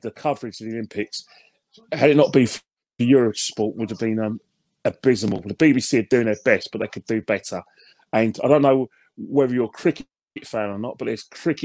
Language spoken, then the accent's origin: English; London, United Kingdom; I was born and bred in Islington, and Islington's mm-hmm. is my home.